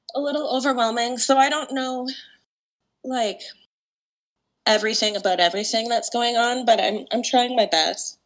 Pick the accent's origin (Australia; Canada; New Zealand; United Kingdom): Canada; also born or lived in Toronto, Ontario; now in Vancouver, Canada; I grew up half in Toronto, half in Vancouver.